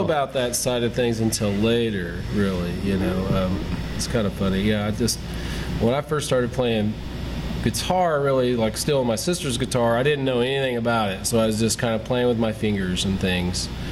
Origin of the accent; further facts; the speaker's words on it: Pendleton, Indiana, United States; I grew up uh, outside of Pendleton, right on the Hancock County